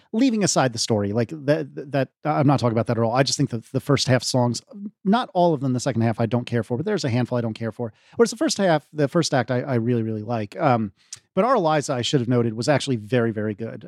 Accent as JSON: {"language": "English", "region": "Virginia", "country": "United States"}